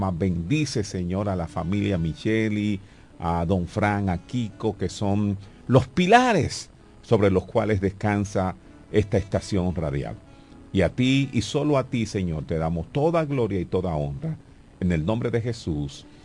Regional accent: La Romana, Dominican Republic; yo nací en la calle Doctor Gonzalo número 9, esa es la calle que sube de Jumbo.

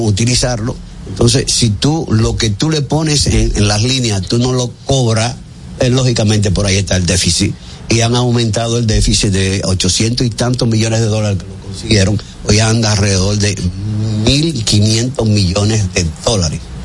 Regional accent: Dominican Republic; yo, que soy dominicano

